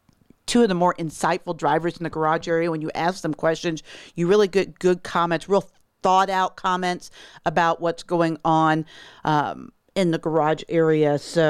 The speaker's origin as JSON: {"language": "English", "town": "Kansas City", "region": "Missouri", "country": "United States", "tie": "born or raised there", "said": "He's from Missouri, real close from my hometown in Kansas City."}